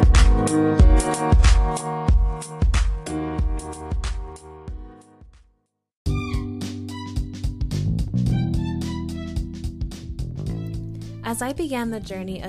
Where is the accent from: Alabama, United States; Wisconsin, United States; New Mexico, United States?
New Mexico, United States; Silver City; I'm from New Mexico. I'm from like the Silver City area.